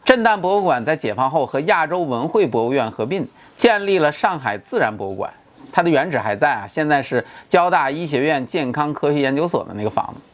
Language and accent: Chinese; China; 我们中国人